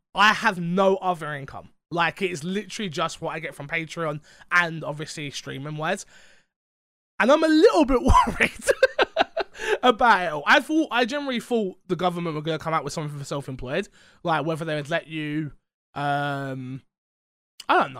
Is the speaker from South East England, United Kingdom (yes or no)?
no; London, United Kingdom; I'm from London.